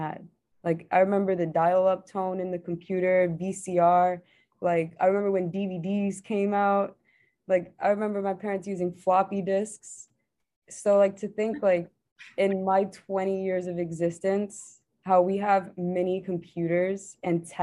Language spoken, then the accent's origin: English; New York City, New York, United States; I'm from New York City